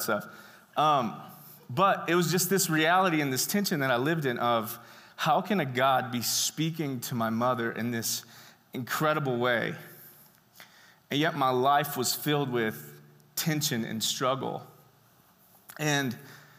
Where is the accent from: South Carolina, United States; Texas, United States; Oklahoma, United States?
Texas, United States; Brenham; I was born in Brenham, Texas, home of the greatest ice cream on earth